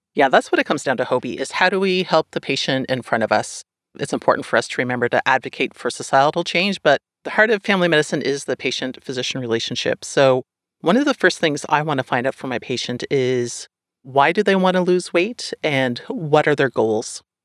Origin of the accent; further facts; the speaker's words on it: Canada; up here